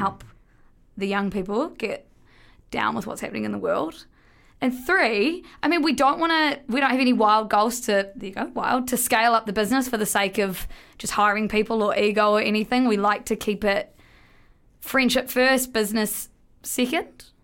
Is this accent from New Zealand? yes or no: yes; New Zealand; we're both from New Zealand.